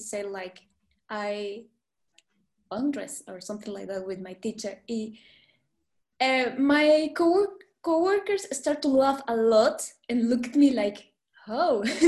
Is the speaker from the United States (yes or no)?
no; Guatemala; English is a second language; came from a small country, a beautiful and small country. Because here in Guatemala